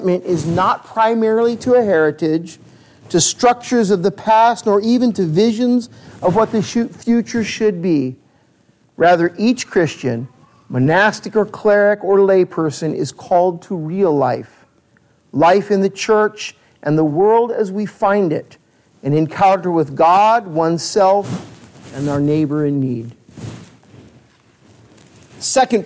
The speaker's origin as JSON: {"language": "English", "region": "California", "country": "United States", "tie": "born or raised there", "said": "growing up in California"}